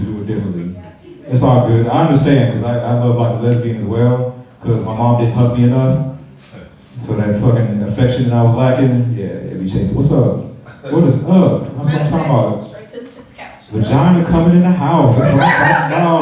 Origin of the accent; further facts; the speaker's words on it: St. Louis, Missouri, United States; I'm from St. Louis